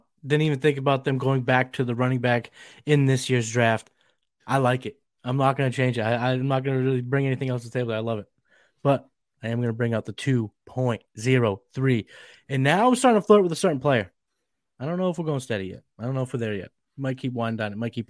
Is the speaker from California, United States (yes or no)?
no; Boston, Massachusetts, United States; accent: Boston; See, my Boston accent almost came out.